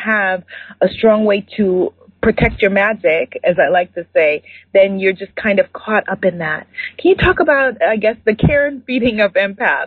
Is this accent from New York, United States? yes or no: yes; New York, United States; I'm from New York and I love London because it's very much the same energy that I grew up